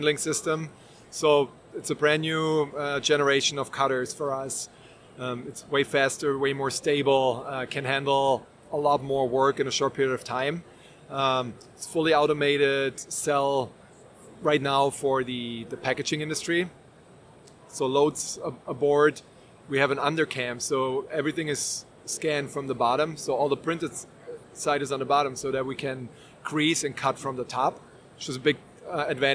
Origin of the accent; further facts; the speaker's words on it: Germany; moved away as an adult; now in United States; So I was born and raised in Germany, a little bit of a different culture in Germany.